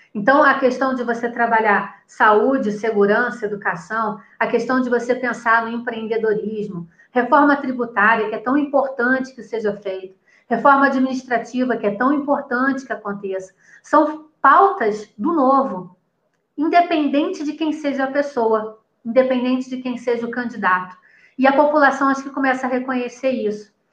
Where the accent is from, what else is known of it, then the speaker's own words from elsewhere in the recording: Rio de Janeiro, Brazil; moved away as an adult; also born or lived in São Paulo; now in Campinas, Brazil; Eu passei a minha vida inteira no Rio de Janeiro, apesar de ser paulista, eu passei a minha vida quase que inteira no Rio de Janeiro